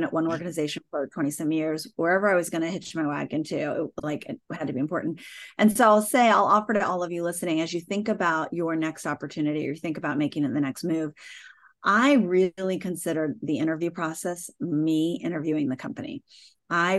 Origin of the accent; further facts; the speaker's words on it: United States; also born or lived in Toronto; now in Hawaii, United States; I am an American